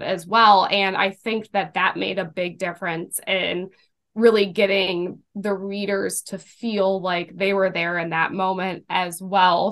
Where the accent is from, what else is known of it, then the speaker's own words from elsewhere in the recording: Cleveland, Ohio, United States; I grew up in Greater Cleveland